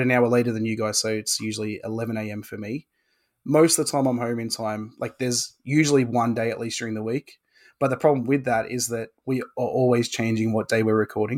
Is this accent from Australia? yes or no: yes; Australia; I am an Australian hobbyist woodworker